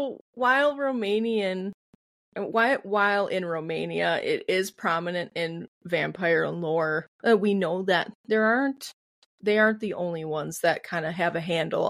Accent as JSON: {"language": "English", "region": "Midwest", "country": "United States", "said": "I'm from the Midwest. I already have a weird ass accent"}